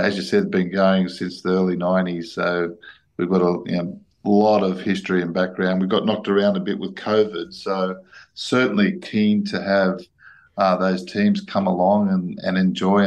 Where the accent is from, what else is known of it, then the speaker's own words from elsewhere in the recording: Sydney, New South Wales, Australia; now in Canberra, Australia; I'm originally from Sydney, and I've lived here for the last 23 years